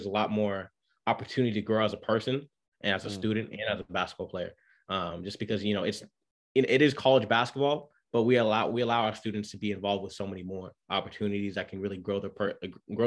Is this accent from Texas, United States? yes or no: no; Orange County, California, United States; moved away as an adult; also born or lived in Boston, Massachusetts; now in Greenville, United States; I'm originally from Orange County, California. Grew up there my whole life.